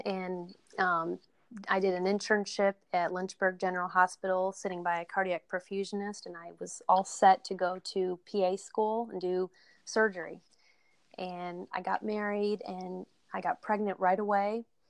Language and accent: English; China; He actually emailed me today, but I'm from China, you know, and I can't wait to go meet him face to face someday